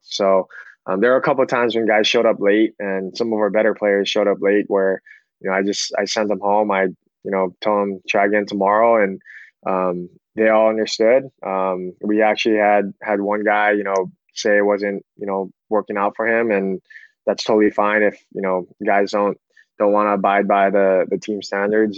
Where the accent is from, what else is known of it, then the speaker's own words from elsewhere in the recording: Hawaii, United States; also born or lived in Sacramento / Menlo College; born and raised in Hawaii.